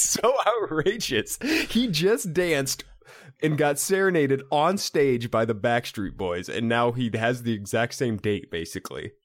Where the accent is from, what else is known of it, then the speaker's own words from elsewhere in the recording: Iowa, United States; to a kid grew, growing up in the Midwest